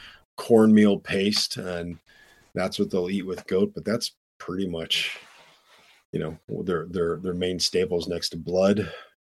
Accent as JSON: {"language": "English", "town": "Flint", "region": "Michigan", "country": "United States", "tie": "born or raised there", "moved": "yes", "said": "I was born in Flint, Michigan."}